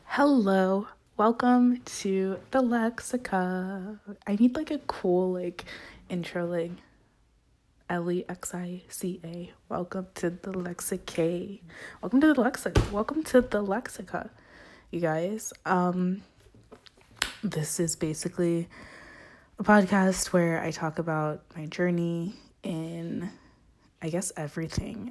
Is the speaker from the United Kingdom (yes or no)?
no; Zimbabwe; moved away; I'm originally from Zimbabwe, which is on top of South Africa